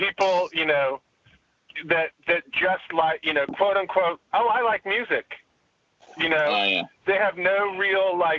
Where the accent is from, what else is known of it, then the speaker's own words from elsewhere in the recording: Redding, California, United States; also born or lived in Davis, California; where I grew up in Redding